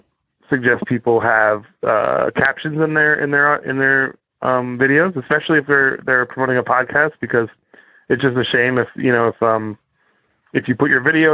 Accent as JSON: {"language": "English", "area": "Cape Cod", "region": "Massachusetts", "country": "United States", "tie": "born or raised there", "moved": "yes", "said": "I grew up on Cape Cod, Massachusetts"}